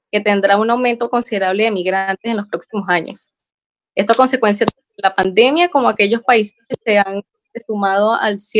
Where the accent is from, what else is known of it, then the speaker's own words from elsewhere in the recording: Venezuela; moved away as an adult; now in Chile; yo soy venezolana, tengo ya dos años acá residencia en Chile.